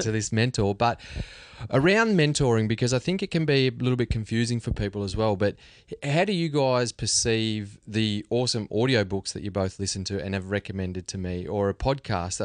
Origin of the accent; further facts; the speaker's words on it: Australia; We're all Aussies